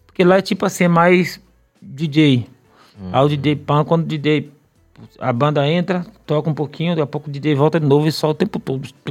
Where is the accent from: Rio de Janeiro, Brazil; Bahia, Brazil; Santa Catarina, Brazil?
Bahia, Brazil; não sou de Salvador, mas sou baiano